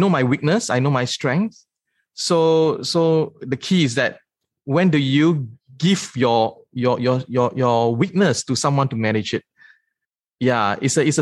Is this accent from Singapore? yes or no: yes; Singapore; I'm from Singapore. So I'm a true-blown Singaporean.